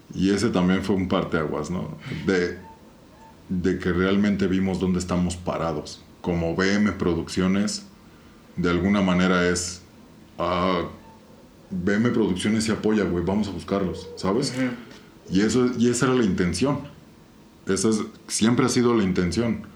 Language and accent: Spanish; Querétaro, Mexico; somos puros queretanos, ¿no? O sea, toda la pandilla que vivimos en esta ciudad